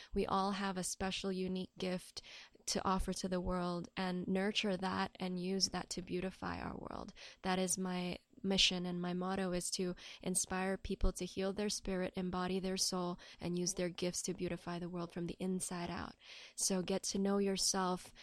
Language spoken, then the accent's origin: English; Hong Kong; I'm born and raised in Hong Kong